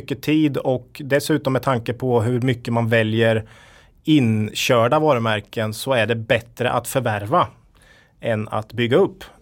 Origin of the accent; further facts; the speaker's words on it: Östergötland, Sweden; I Östergötland, jag är ju den enda östgöten här då.